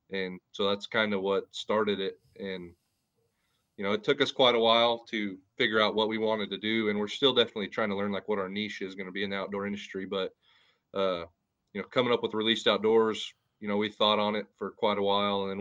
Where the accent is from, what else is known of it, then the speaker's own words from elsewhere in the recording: Western Montana, United States; moved away as an adult; now in Kansas, United States; I'm from Western Montana. Came out here to Kansas, went to school, got married, and have uh, been out here since.